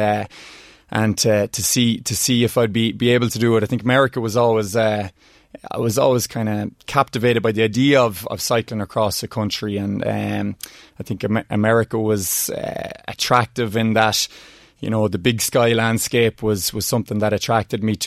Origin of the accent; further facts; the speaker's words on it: Oldcastle, Leinster, Ireland; growing up in Oldcastle, you know, Rory Galligan was a famous rally car driver and from the town.